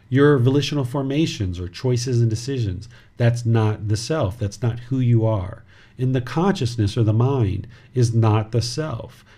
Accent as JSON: {"language": "English", "country": "United States", "tie": "born or raised there", "said": "This body was born in America, but I am not American"}